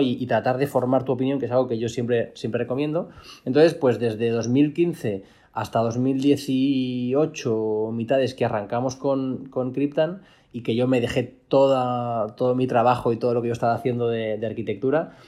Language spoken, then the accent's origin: Spanish; Valencia, Valencian Community, Spain; soy de Valencia